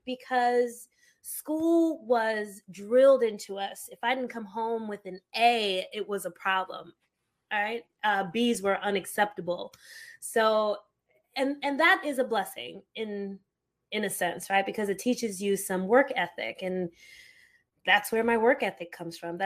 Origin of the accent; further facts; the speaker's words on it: New Jersey, United States; first language Haitian Creole; English is a second language; also born or lived in New York; I am Haitian American. I grew up in a very Haitian household, Creole being my first language, and I have a very strong love for my culture. I went to school in New York. I was raised in New Jersey.